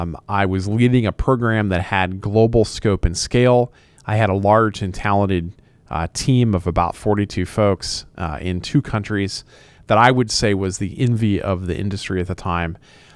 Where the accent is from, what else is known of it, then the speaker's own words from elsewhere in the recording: Indiana, United States; I grew up in West Central Indiana, in very rural Indiana, and I started my career there in law enforcement.